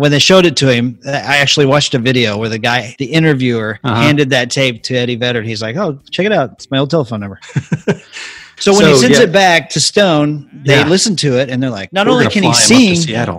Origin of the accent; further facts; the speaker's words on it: Oklahoma, United States; If you were born and raised in Oklahoma, like I was